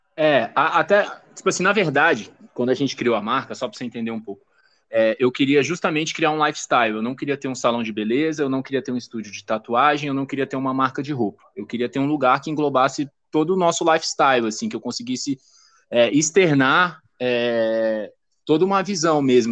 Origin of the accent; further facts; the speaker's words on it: Brasília, Federal District, Brazil; Sou de Brasília